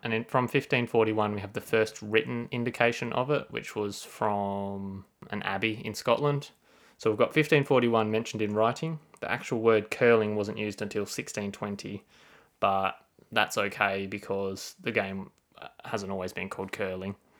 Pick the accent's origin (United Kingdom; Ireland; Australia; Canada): Australia; As an Australian